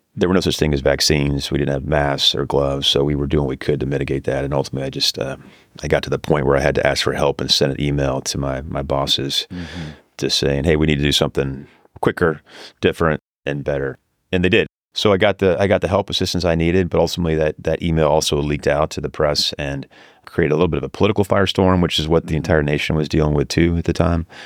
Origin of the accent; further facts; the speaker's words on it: Northern California, United States; I grew up in Northern California.